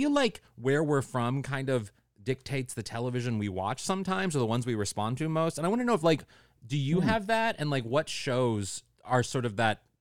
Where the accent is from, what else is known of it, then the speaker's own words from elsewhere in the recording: St. Louis, Missouri, United States; moved away as an adult; also born or lived in Chicago, Illinois; when I left home in St. Louis and moved to Chicago for school